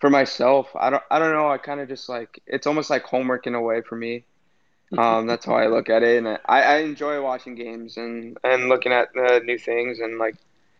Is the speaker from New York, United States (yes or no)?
no; California, United States; moved away as an adult; growing up in California, I started playing roller at the age maybe of four